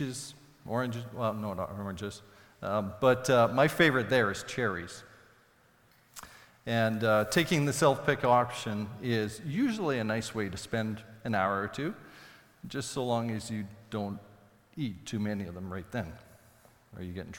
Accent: Saskatoon, Saskatchewan, Canada; when I grew up in Saskatoon, we had a large crabapple tree in the backyard

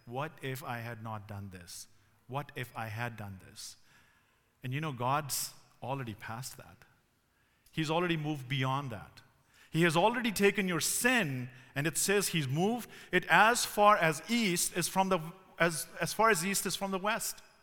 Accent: Pakistan; moved away as an adult; also born or lived in Ontario, Canada; now in Canada; I grew up in Pakistan

